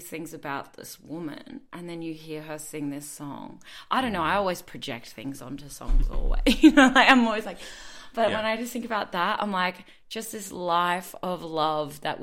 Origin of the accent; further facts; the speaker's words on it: Brisbane, Queensland, Australia; I'm from Brisbane